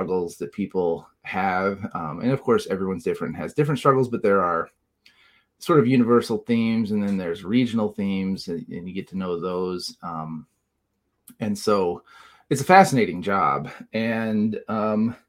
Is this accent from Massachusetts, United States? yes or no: no; Southern Illinois, United States; also born or lived in Colorado; now in Illinois, United States; I'm from Southern Illinois originally